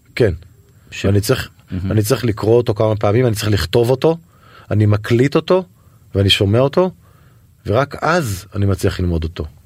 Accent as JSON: {"language": "Hebrew", "town": "Netanya", "region": "Central District", "country": "Israel", "tie": "born or raised there", "said": "גדלתי בנתניה"}